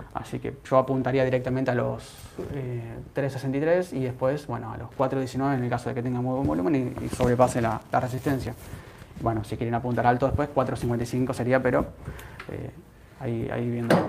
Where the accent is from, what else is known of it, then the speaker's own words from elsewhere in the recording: Argentina; Como argentino